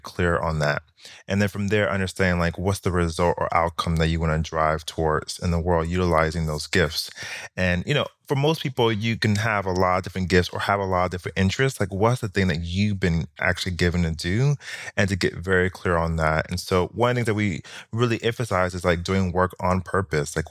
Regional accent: Miami, Florida, United States; moved away as an adult; also born or lived in New York; I actually taught in my hometown in Miami

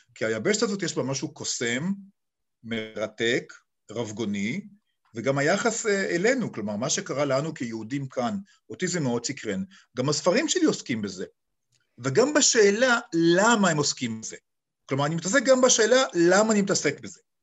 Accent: Ra'anana, Central District, Israel; moved away as an adult; also born or lived in Kfar Saba / Serbia; אני נולדתי בישראל. ופיזית בכפר סבא, אבל בעצם ילדותי הייתה ברעננה

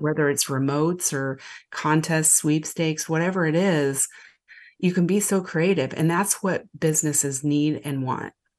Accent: Lincoln, Nebraska, United States; also born or lived in Omaha, Nebraska; I actually grew up down the road from Omaha and Lincoln, Nebraska, so I've been a mid, Midwest girl my whole life.

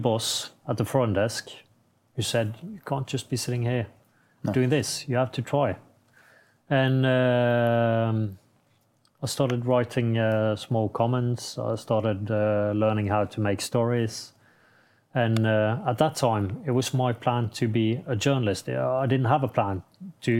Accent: Norway

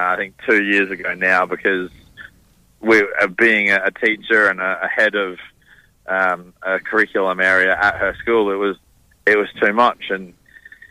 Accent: Queensland, Australia; now in Western Australia, Australia; having come from Queensland originally

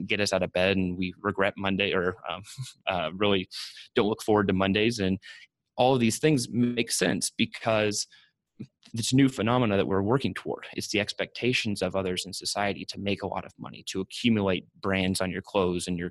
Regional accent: Austin, Texas, United States; I grew up in Austin, Texas

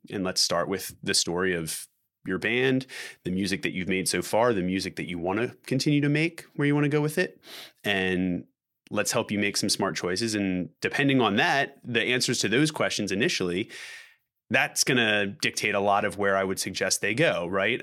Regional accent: Philadelphia, Pennsylvania, United States; we're from Philadelphia

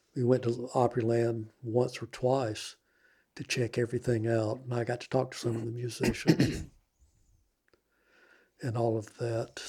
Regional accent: Folkston, Georgia, United States; I'm from Folkestone

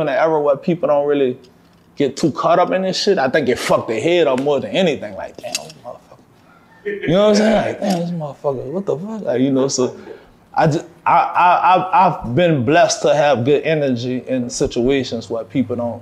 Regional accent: New Orleans, Louisiana, United States; I'm from New Orleans, man. Like, most of us grew up with a trumpet or fucking drums in our hand

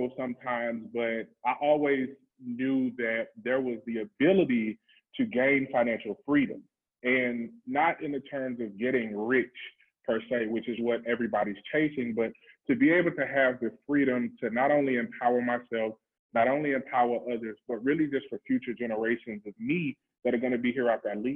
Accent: Mississippi, United States; I grew up in Mississippi

